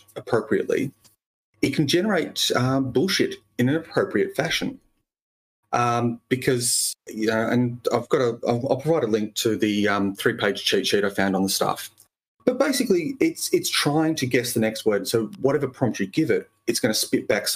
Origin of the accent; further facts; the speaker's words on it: Australia; I'm an Australian human